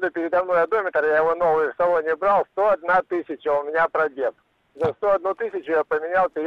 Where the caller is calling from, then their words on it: Krasnoyarsk, Krasnoyarsk Krai, Russia; Здравствуйте, я из Красноярска